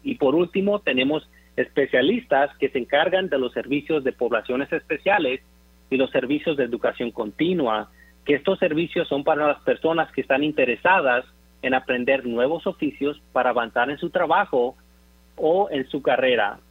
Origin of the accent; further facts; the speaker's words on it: Zamora, Michoacán, Mexico; now in Dallas, United States; Orgullosamente nací y crecí en Zamora, Michoacán